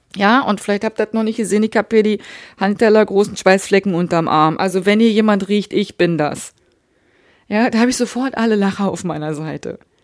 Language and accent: German; Hamburg, Germany; ich komme aus Hamburg